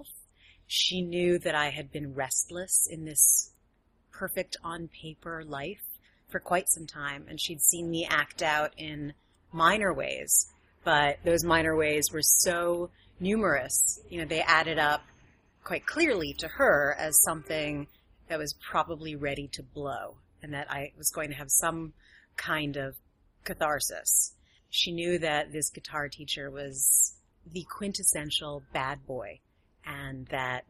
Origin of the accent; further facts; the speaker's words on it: New York City, New York, United States; moved away as an adult; also born or lived in Silicon Valley; I was raised in Manhattan